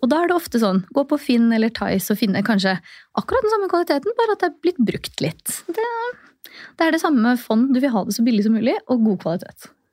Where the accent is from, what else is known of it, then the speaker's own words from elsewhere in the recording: Oslo, Norway; also born or lived in Tromsø / Trondheim; Født og oppvokst i Oslo